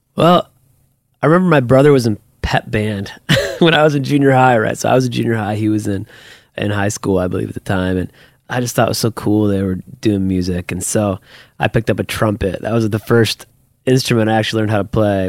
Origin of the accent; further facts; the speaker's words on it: Toledo, Ohio, United States; also born or lived in Perrysburg, Ohio; I grew up in Toledo, so my wife and I were actually both born at the Toledo Hospital